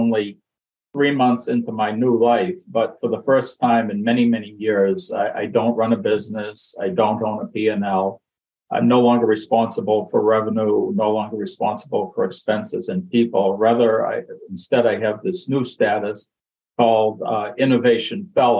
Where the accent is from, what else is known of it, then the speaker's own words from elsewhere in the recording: Boston, Massachusetts, United States; accent: Boston; also born or lived in Brockton, Massachusetts; I grew up most of my life in Boston